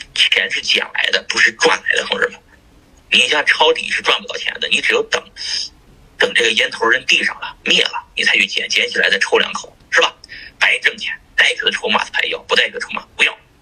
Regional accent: Shanxi, China; 我是山西人，山西人，那吃羊肉的人挺多

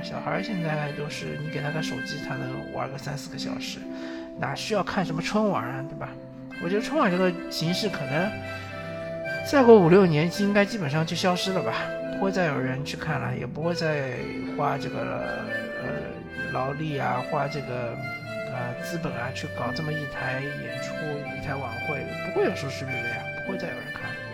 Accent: southern China, China; 我作为一个南方人

